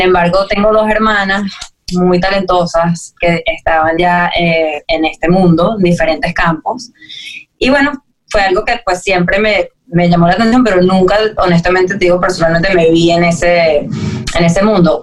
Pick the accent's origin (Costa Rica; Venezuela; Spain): Venezuela; siendo venezolana, de Venezuela